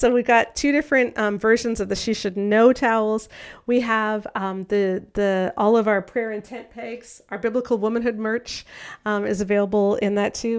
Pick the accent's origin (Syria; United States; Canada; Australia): Canada; I'm Canadian